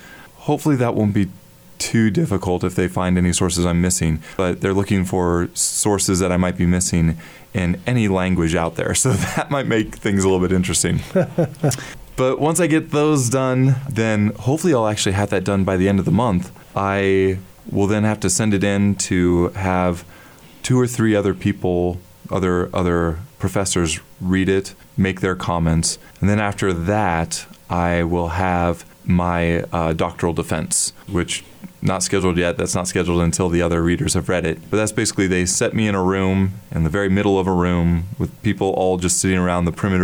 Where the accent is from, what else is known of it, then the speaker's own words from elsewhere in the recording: Goodland, Kansas, United States; also born or lived in Hays, Kansas; I grew up in Goodland